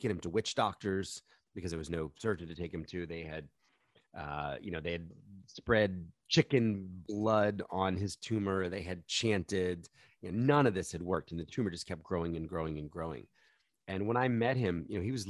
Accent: New York City, New York, United States; I'm from New York City. My local stadium is Madison Square Garden

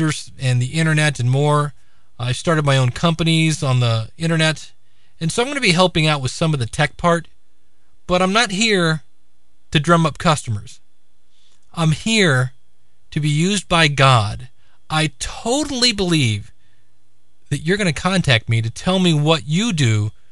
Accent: Akron, Ohio, United States; here in my hometown of Akron, Ohio

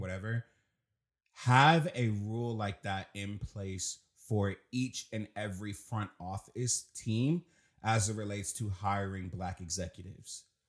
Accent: Washington, District of Columbia, United States; I'm from Southeast D C. So, coming in, coming up in D C

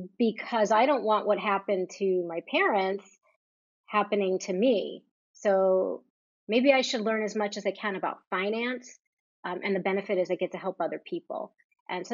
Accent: New Jersey, United States; I grew up on the East Coast in New Jersey

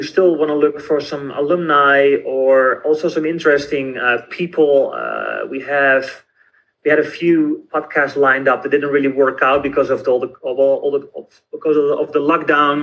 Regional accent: Netherlands; I'm from the Netherlands, so I have a very different background

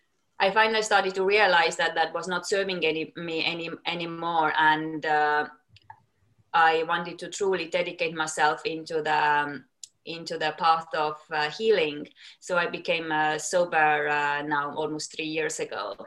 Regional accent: Estonia; moved away as an adult; also born or lived in United States; now in London, United Kingdom; Then I moved back to Estonia, my home country where I'm from

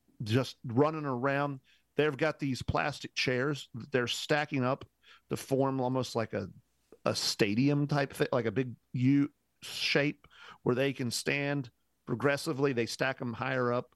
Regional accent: Indiana, United States; I'm from Indiana

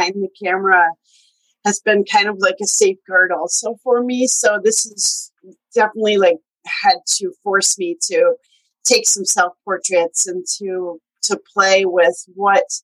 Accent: Michigan, United States; also born or lived in Montana / Mexico; now in Seattle, United States; I am from Michigan originally, and then moved to Montana, and then Mexico for 4 years, and then here in Seattle

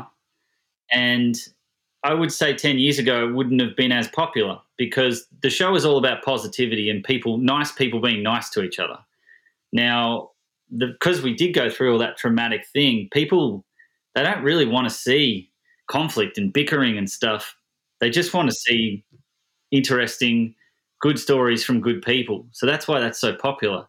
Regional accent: Melbourne, Victoria, Australia; moved away as an adult; now in San Diego, United States; I was born in Melbourne, Australia, in 1982. I am a comedian. I grew up in Australia, obviously, and then I've lived in America for the last 10 years

